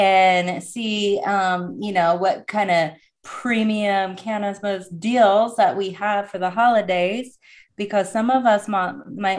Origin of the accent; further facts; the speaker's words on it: Oregon, United States; I'm from Oregon, so we come from the more liberal state